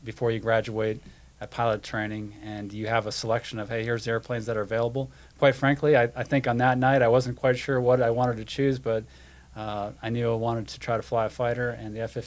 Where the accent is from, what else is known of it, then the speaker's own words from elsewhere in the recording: North Dakota, United States; moved away as an adult; I remember going and seeing the Thunderbirds at a few air shows in my home state of North Dakota